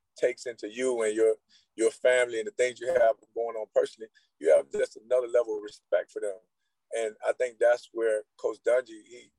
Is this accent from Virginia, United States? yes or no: no; Immokalee, Florida, United States; I grew up in Immokalee